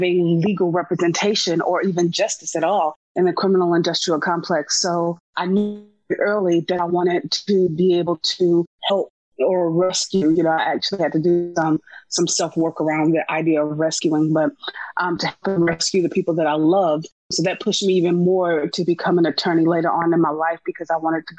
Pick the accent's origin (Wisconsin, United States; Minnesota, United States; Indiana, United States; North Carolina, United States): North Carolina, United States; Wilson; moved away as an adult; also born or lived in Winston-Salem, North Carolina / Colorado; now in Atlanta, United States; I was born in North Carolina. I was born in Winston-Salem. I was raised in a small town called Wilson.